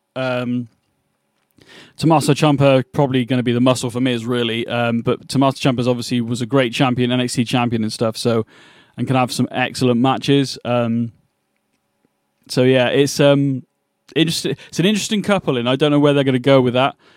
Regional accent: England, United Kingdom; I'm from England

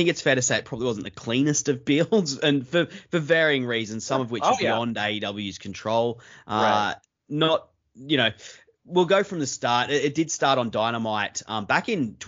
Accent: Australia; growing up in Australia

